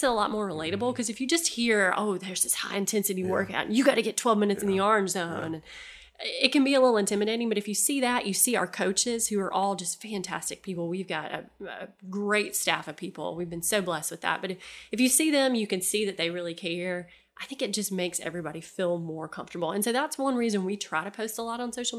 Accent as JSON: {"language": "English", "town": "Headland", "region": "Alabama", "country": "United States", "tie": "born or raised there", "said": "I grew up in Headland"}